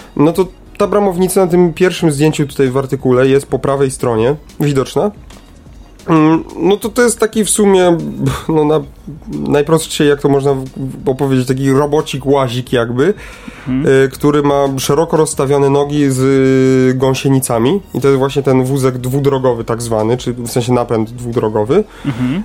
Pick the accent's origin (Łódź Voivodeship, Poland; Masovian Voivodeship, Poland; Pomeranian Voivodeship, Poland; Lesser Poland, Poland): Lesser Poland, Poland; Kraków; u nas w Krakowie